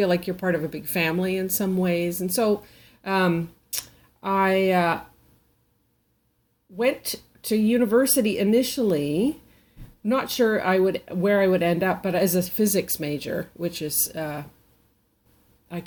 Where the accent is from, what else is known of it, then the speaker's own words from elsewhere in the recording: Vancouver, British Columbia, Canada; I'm from BC, and I grew up in Vancouver, mostly